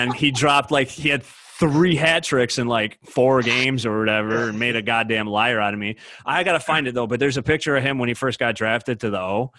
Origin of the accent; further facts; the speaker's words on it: Utica, New York, United States; I'm from Utica.